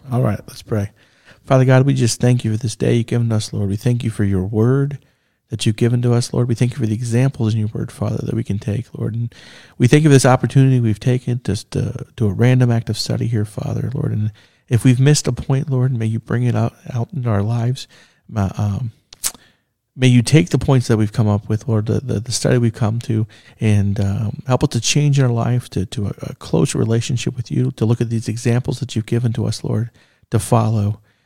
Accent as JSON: {"language": "English", "country": "United States"}